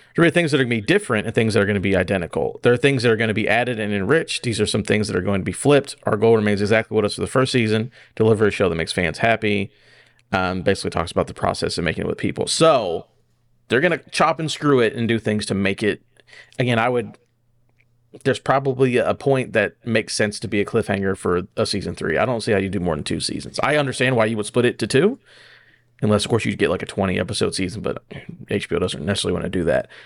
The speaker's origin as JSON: {"language": "English", "country": "United States", "said": "as an American"}